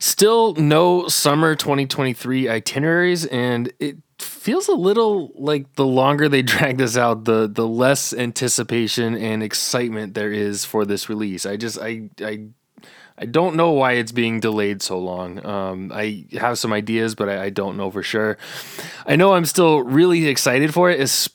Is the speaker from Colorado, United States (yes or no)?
yes; Monte Vista, Colorado, United States; I actually grew up in Southern Colorado. I was down in the San Luis Valley.